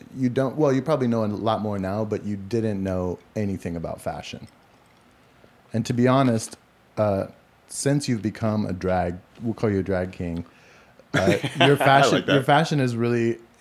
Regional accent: Portland, Oregon, United States; now in Los Angeles, United States; growing up in Portland. Back then it was a little bit of a different city. It was more of a white trash city

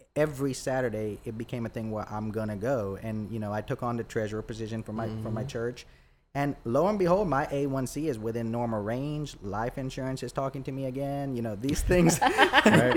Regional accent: Troy, Alabama, United States; moved away as an adult; also born or lived in Boonville, Indiana; now in Dothan, United States; I grew up in Troy

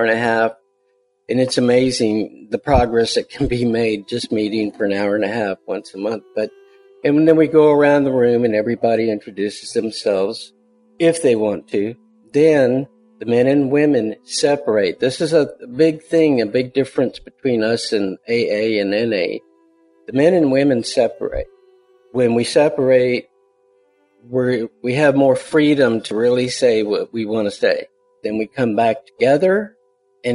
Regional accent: Houston, Texas, United States; also born or lived in Katy, Texas; I was born in Houston. I'm 66 years old. I live in Katy, Texas now

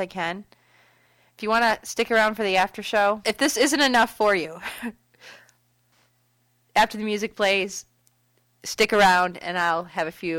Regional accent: Detroit, Michigan, United States; now in Grand Rapids, United States; I grew up in Metro Detroit, and I'm living in West Michigan now over in Grand Rapids

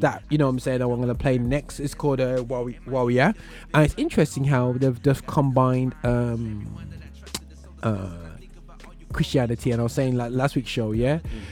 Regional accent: Birmingham, West Midlands, United Kingdom; accent: British, urban Birmingham; my British accent, my um, my from urban Birmingham, or my from outer Birmingham

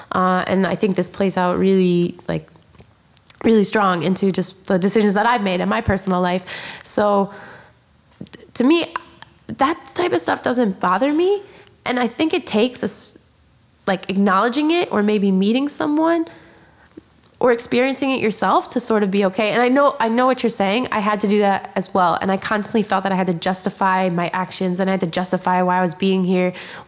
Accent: Poland; English is a second language; I grew up in Poland, obviously

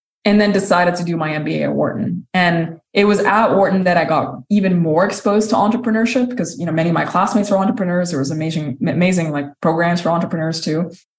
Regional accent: Sudan; also born or lived in Saudi Arabia / United Kingdom; now in United States; I'm originally from Sudan. I grew up in several different countries. I've lived in Saudi Arabia. I've lived in the UK before immigrating to the US when I was 24 years old.

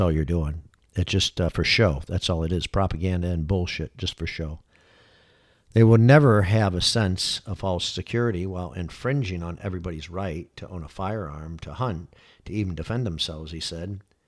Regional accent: Michigan, United States; moved away as an adult; now in Florida, United States; born and raised in Michigan, here for thirty-six years, and then had left for twenty years

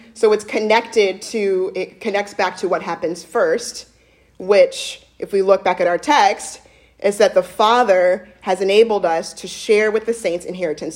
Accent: Midwest, United States; I'm actually a Midwesterner

